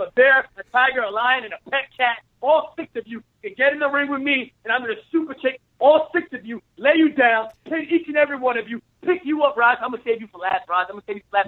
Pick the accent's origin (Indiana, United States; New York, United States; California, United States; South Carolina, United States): New York, United States; New York City; I'm from Brooklyn, home of the tough guy